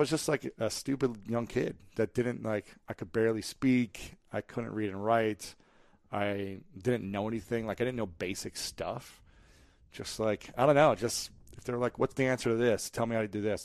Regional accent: United States; I grew up in America

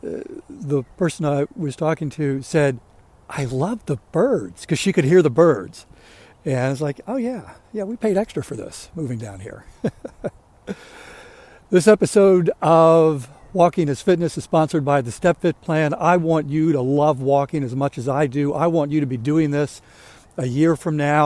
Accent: Maryland, United States; I grew up in Maryland, lived outside of Baltimore most of my life

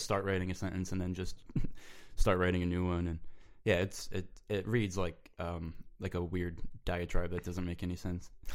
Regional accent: Rochester, New York, United States; moved away as an adult; also born or lived in Buffalo, New York; I grew up in, uh, Rochester, New York

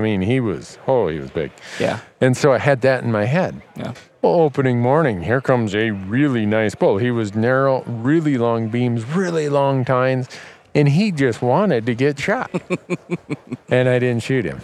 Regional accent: Montana, United States; my home state of Montana

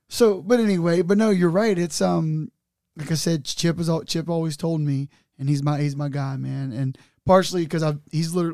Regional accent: Newport, United States; I'll say it just because I'm from Newport and they both are legends, Grady and Ray Brown.

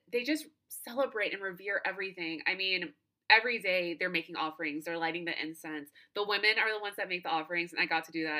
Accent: United States

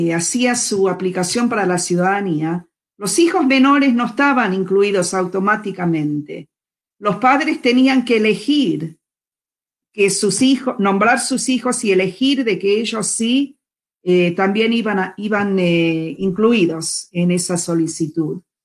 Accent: Argentina; now in United States; Yo tengo doble ciudadanía. Yo soy ciudadana de Estados Unidos y también de la Argentina

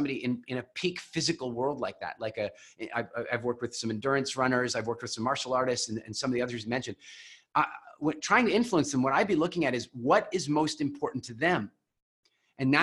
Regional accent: Canada; also born or lived in Vancouver; I'm Canadian

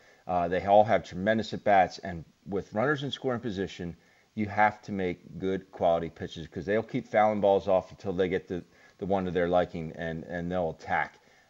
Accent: Philadelphia, Pennsylvania, United States; born or raised there

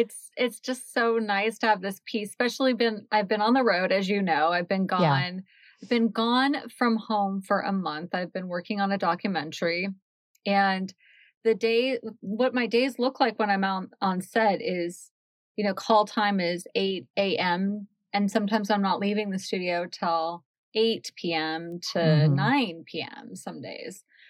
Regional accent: Washington, United States; Well, I grew up in Washington State.

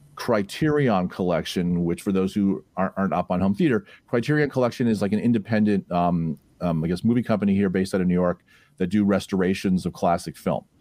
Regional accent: Toronto, Ontario, Canada; moved away; I was the type of kid growing up in Toronto

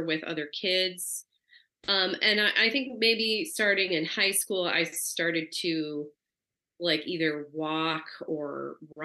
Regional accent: Portland, Oregon, United States; now in New York City, United States; I grew up in outside of Portland, which is couple hours inland

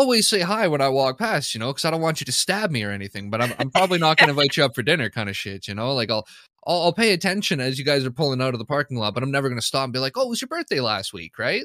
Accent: Canada; I'm a Canadian

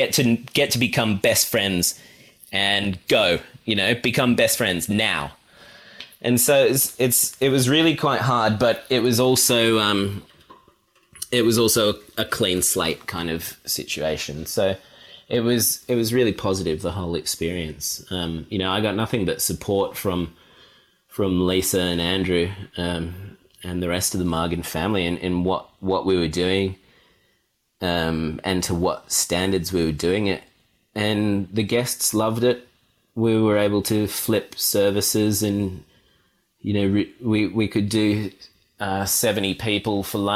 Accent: Sydney, New South Wales, Australia; But yeah, I grew up in Sydney and spent just about every holiday down at Naruma, because that's where my mum had grown up and we had the family house down there.

